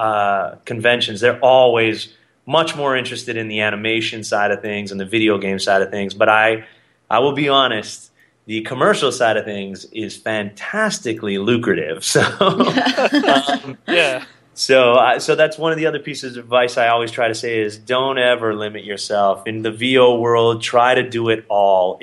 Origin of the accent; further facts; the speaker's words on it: Canada; In Canada, we call it black cherry.